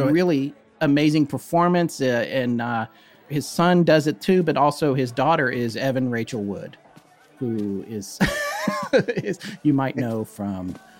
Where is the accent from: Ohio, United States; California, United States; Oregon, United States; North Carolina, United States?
North Carolina, United States; Raleigh; A Christmas Carol, which I grew up watching in Raleigh, North Carolina.